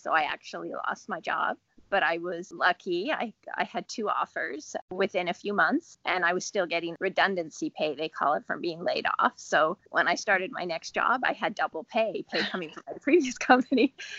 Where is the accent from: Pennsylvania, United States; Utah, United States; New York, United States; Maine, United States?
Utah, United States; Salt Lake City; also born or lived in San Diego / North Dakota / England; Well, I was born in California, in San Diego, and then I've lived in various places. We lived in North Dakota, we lived in England, and then in Salt Lake City for kind of junior high and high school.